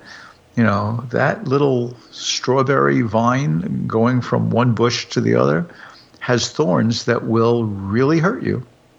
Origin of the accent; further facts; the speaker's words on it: New York, United States; also born or lived in Hudson Valley; I grew up in New York, but I spent 11 summers in a quite rural part of the Hudson Valley.